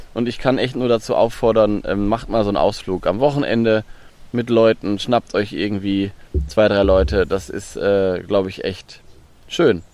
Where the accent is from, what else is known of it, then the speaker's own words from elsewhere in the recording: Lower Saxony, Germany; Ich komme aus Niedersachsen, aber Niedersachsen hat eine lange Küste und sehr viel Watt